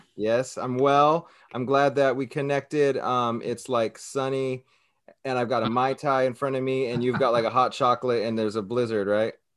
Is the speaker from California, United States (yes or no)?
yes; Southern California, United States; now in Hawaii, United States; I grew up in Southern California